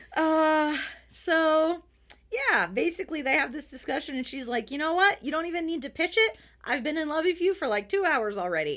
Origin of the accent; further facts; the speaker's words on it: United States; as an American